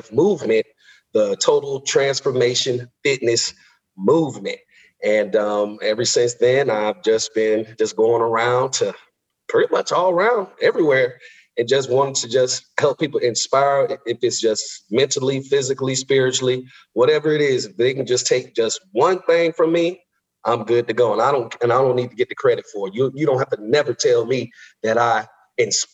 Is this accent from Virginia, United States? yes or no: no; West Palm Beach, Florida, United States; moved away as an adult; also born or lived in Kansas; I'm originally from West Palm Beach, Florida, born and raised